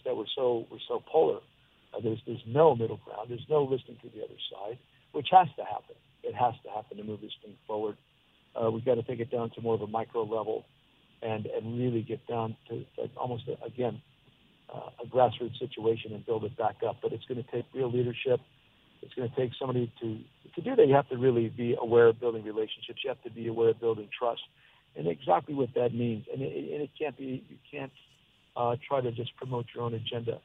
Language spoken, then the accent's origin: English; Hazleton, Pennsylvania, United States; moved away; we've been doing in Hazleton, Pennsylvania, where we're trying to bring together the Hispanic and Anglo groups in my hometown